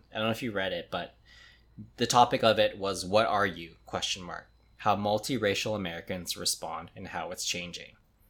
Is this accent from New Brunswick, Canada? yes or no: no; Winnipeg, Manitoba, Canada; born there; It's like, I'm Filipino, but I was born in Winnipeg.